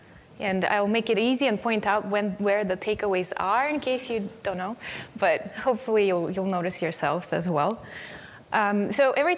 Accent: Siberia, Russia; English is a second language; moved away as an adult; When I was 19, I moved from Siberia, and one of the articles is about

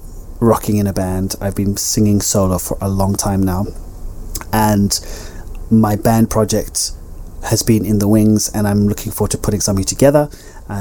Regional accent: Zimbabwe; moved away; also born or lived in Ibiza, Spain; my childhood self growing up in Zimbabwe

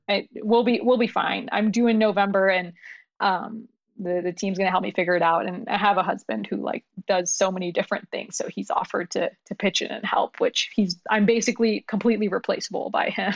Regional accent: New York, United States; English is a second language; moved away; also born or lived in Pakistan / Ohio; we immigrated from, from Pakistan when I was six, we lived in New York

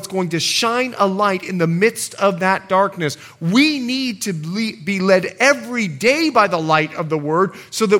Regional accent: United States; I'm an American too

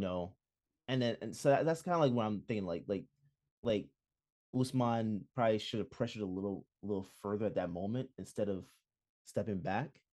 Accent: Jamaica; as a Jamaican

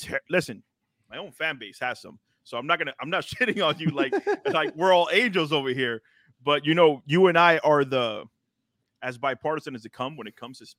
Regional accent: Miami, Florida, United States; born and raised in Miami, Florida. I am original 305 as it hangs back here over my shoulder.

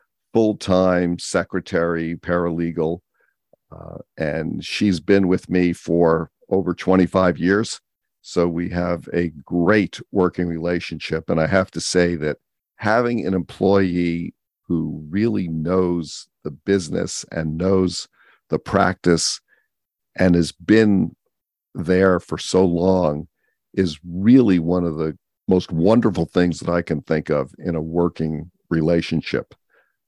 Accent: Millburn, New Jersey, United States; moved away as an adult; also born or lived in Rochester, New York / San Francisco, California; now in California, United States; I grew up in New Jersey. I went to a very good public high school in Millburn, New Jersey

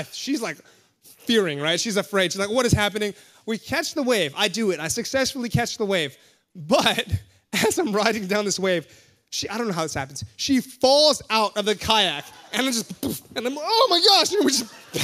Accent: Hawaii, United States; moved away; I'm from Hawaii.

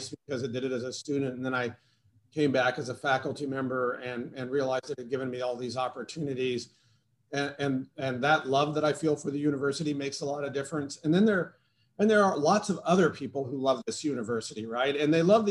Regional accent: Oregon, United States; moved away as an adult; also born or lived in Indiana; now in New Jersey, United States; went to high school out in Oregon

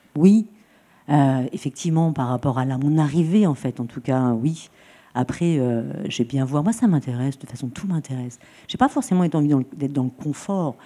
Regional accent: Troyes, Grand Est, France; now in Marseille, France; je viens de Troyes, à côté de Troyes. Ça, véritablement, c'est mon origine.

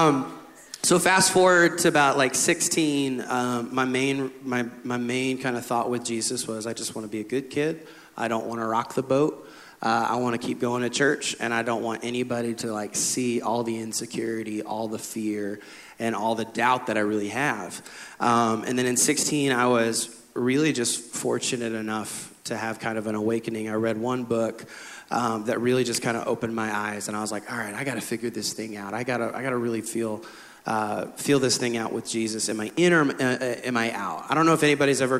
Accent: Midwest, United States; I grew up in the Midwest

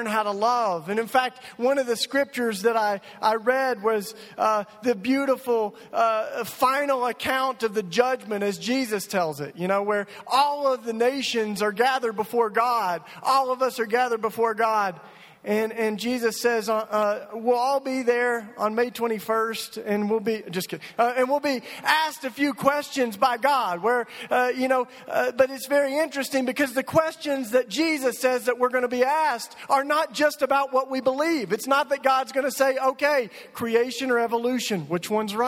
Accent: East Tennessee, United States; now in Philadelphia, United States; I grew up in East Tennessee, but I came from Philly this morning

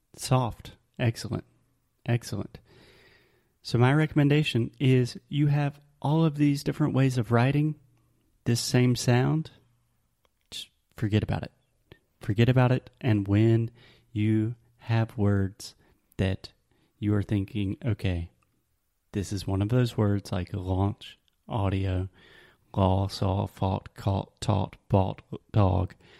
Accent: the South, United States; accent: southern; my southern accent

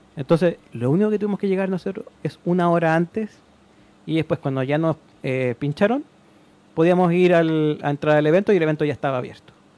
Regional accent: Chile; yo soy de Chile

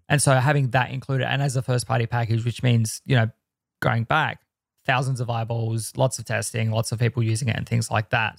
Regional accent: Australia; I am the Australian.

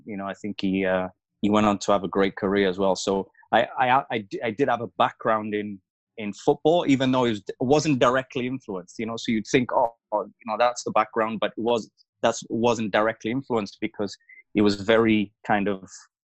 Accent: Wales, United Kingdom; also born or lived in Mufulira, Zambia / Malawi; I'm from here, I grew up in Wales, but I was born in Zambia

